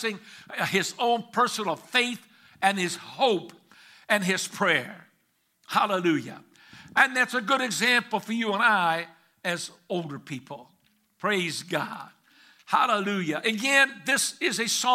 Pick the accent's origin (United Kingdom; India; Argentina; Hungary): Hungary; moved away; I was born in Hungary, the nation of Hungary